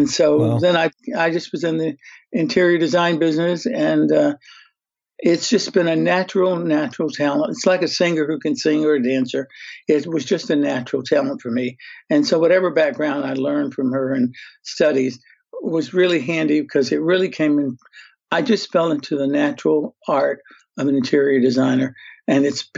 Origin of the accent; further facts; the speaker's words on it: Birmingham, Alabama, United States; now in Beverly Hills, United States; I came from Birmingham, Alabama to Beverly Hills, California